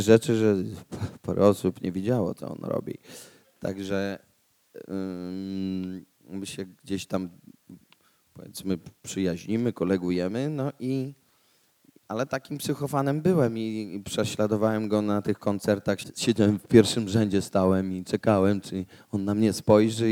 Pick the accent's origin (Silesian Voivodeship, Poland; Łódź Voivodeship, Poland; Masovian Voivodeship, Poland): Łódź Voivodeship, Poland; Łódź; Ja jestem z Łodzi